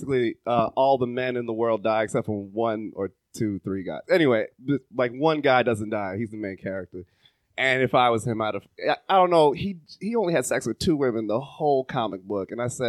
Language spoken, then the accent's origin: English; Jamaica; because I'm Jamaican